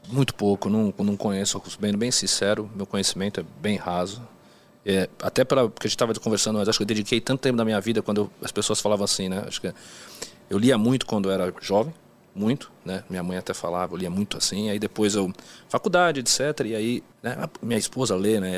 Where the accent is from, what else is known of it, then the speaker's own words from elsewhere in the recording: Brazil; moved away as an adult; now in Melbourne, Australia; sou do Brasil